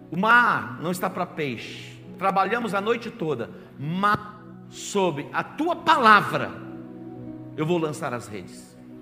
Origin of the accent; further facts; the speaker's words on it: Barbacena, Minas Gerais, Brazil; quando eu era criança, lá em Barbacena, pequenininho